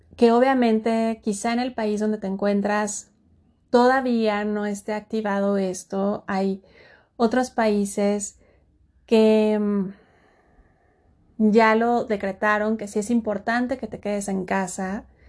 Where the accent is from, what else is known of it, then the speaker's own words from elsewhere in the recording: Mexico; en mi país, eh, que es México